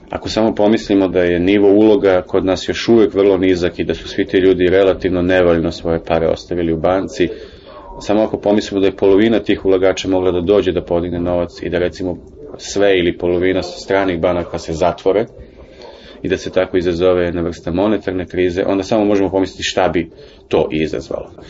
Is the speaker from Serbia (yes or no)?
yes; Belgrade, Serbia; Bio sam očen što sam beograđanin